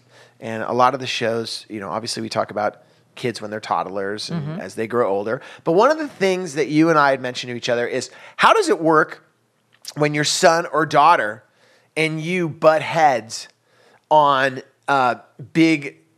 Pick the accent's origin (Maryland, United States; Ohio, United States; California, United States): California, United States; And it's amazing because I'm from the Bay Area and … was such a huge part of my life growing up.